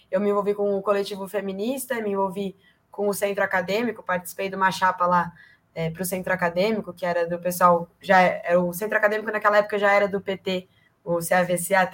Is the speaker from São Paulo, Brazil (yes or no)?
yes; Ribeirão Preto, São Paulo, Brazil; also born or lived in São Bernardo do Campo; now in São Paulo, Brazil; eu nasci em São Bernardo do Campo, é, em 97, mas eu cresci em Ribeirão Preto, e aí só faz um tempo para cá que eu mudei aqui para São Paulo, quando eu vim fazer faculdade.